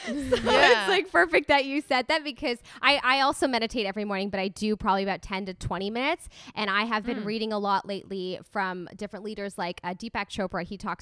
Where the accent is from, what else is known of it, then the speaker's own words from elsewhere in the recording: Canada; So whenever I go to the States, people always think that I'm from California just because of the way that I sound.